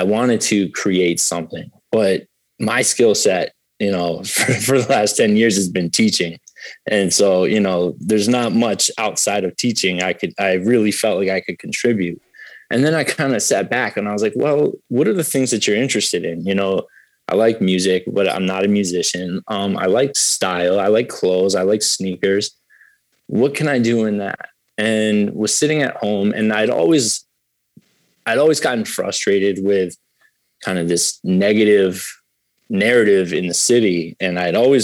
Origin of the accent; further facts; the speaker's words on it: Springfield, Massachusetts, United States; I was raised in Springfield, so I'm from a city